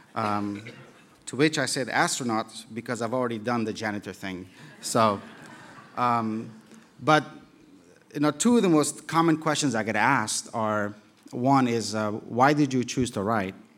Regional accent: Kabul, Afghanistan; moved away; also born or lived in Europe; growing up in Kabul in the seventies

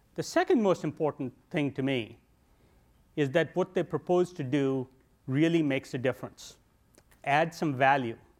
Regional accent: India; moved away as an adult; now in United States; I grew up in India

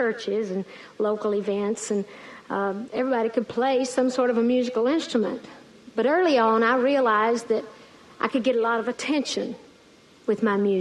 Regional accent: Great Smoky Mountains of East Tennessee, United States; I grew up in the Great Smoky Mountains of East Tennessee

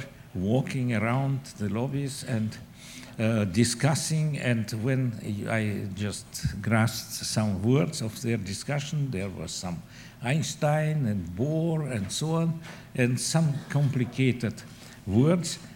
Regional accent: Moscow, Russia; moved away as an adult; now in United States; I was born in Moscow and spent there most of my life. I came to the United States with my family in 91

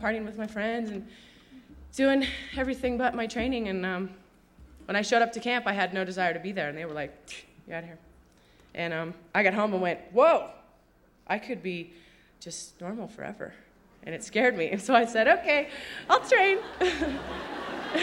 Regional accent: Sun Valley, Idaho, United States; I grew up here in Sun Valley

